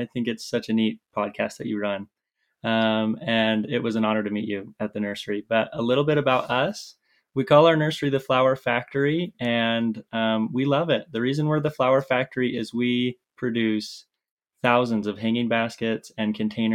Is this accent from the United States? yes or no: yes; Southeast Idaho, United States; I grew up in Idaho, Southeast Idaho, on a small farm that my family has